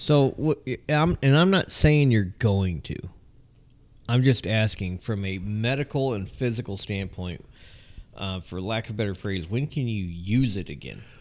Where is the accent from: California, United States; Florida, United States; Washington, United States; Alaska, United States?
California, United States; Southern; I'm from Southern California.